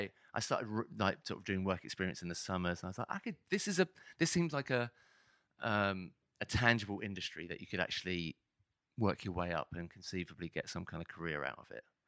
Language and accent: English; Hitchin, East of England, United Kingdom; moved away; also born or lived in London; I was from a l, a small town just north of Hitch, uh, north of London called Hitchin